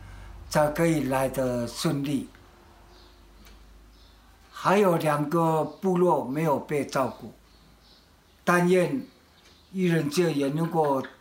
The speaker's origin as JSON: {"language": "Chinese", "country": "Taiwan", "said": "现在我们台湾人，"}